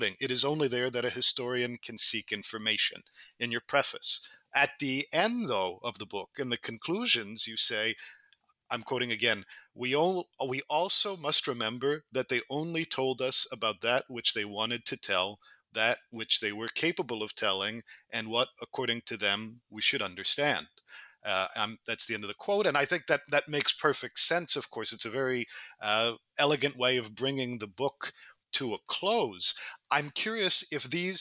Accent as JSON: {"language": "English", "country": "United States", "tie": "born or raised there", "said": "I grew up in the United States"}